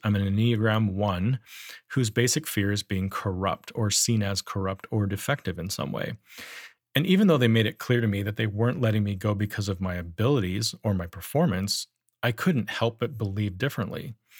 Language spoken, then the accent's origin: English; Powell, Wyoming, United States; I grew up in Powell, Wyoming